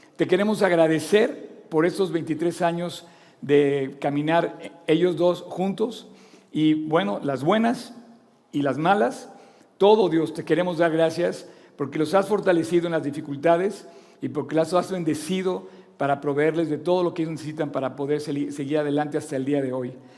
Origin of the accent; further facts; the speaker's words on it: Mexico; soy mexicano y me enorgullece ser mexicano.